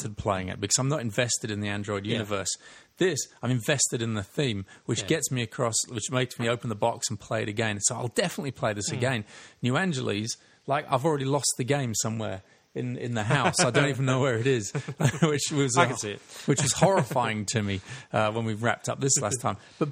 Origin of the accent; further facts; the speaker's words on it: the north of England, United Kingdom; I was born in the north of England